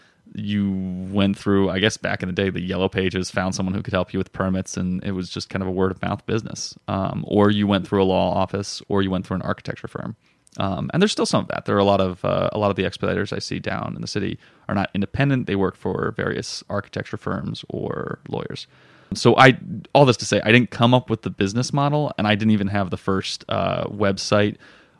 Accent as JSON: {"language": "English", "region": "Florida", "country": "United States", "tie": "born or raised there", "also_born_or_lived": "Chicago / Colorado", "lives_now": "Philadelphia, United States", "said": "South Florida."}